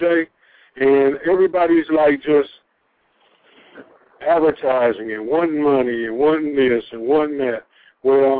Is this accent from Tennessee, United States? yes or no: yes; East Tennessee, United States; now in Atlanta, United States; as a kid growing up in East Tennessee